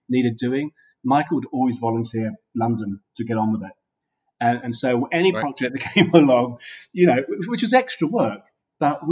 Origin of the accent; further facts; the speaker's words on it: Australia; moved away; also born or lived in United Kingdom / New York; my father moved us from the UK to Australia in 1967. And so I grew up in Australia as a young kid